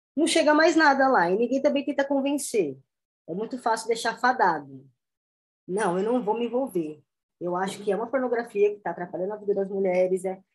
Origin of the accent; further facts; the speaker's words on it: Jandira, São Paulo, Brazil; also born or lived in Osasco; Eu nasci em Osasco, mas fui criado em Jandira